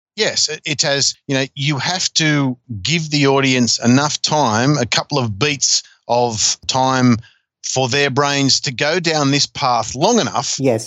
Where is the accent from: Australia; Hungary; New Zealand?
Australia; Newcastle, New South Wales; I grew up in Newcastle, and we only had Channel 3 and the ABC was all we had.